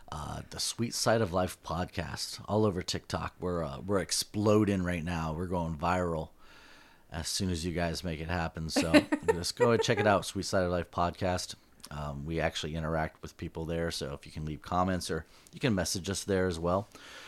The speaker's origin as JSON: {"language": "English", "region": "Southern California", "country": "United States", "said": "we're from Southern California."}